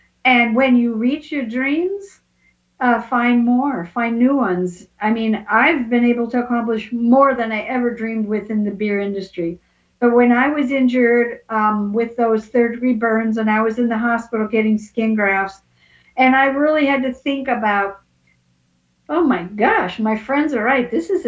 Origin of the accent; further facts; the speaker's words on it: Portland, United States; And here I am from Portland, but I was visiting, I'm making it up, Florida or wherever.